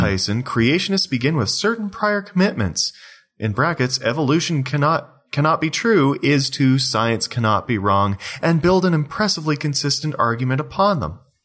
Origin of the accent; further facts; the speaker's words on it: Belleville, Ontario, Canada; moved away; my hometown of Belville, Ontario